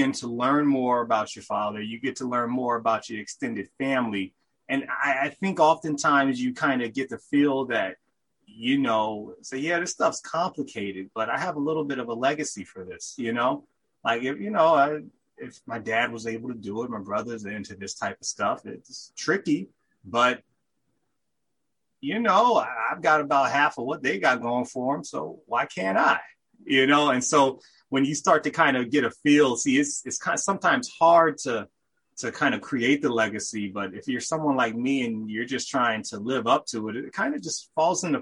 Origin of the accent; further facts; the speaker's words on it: Richmond, Virginia, United States; I'm from Richmond, Virginia. You know, I grew up there, was born there